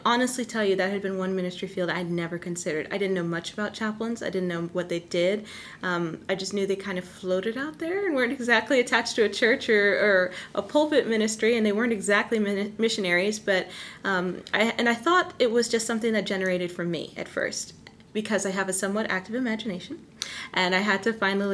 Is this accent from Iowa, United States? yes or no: no; Houston, Texas, United States; moved away as an adult; now in Fort Stewart, United States; we are from the Houston area originally